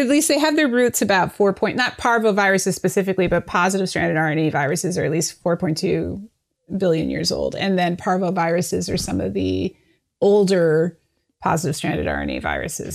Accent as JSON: {"language": "English", "country": "Canada", "moved": "yes", "lives_now": "United States", "said": "I'm from Canada. My parents are in Canada"}